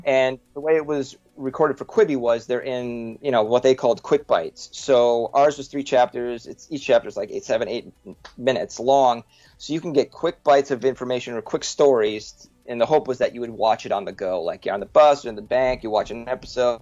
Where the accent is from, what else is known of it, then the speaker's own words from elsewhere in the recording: Woodbury, Minnesota, United States; we met in fourth grade in we grew up in Minnesota, suburb Woodbury, outside of uh, St. Paul, Minnesota